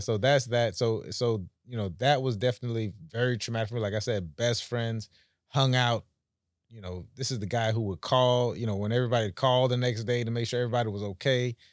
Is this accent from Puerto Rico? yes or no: no; Jamaica; now in Palm Beach, United States; I'm from the Caribbean, so oh, okay, uh, Jamaica